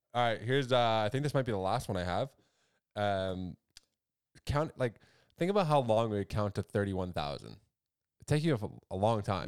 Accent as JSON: {"language": "English", "country": "Canada", "said": "we're Canadian as well"}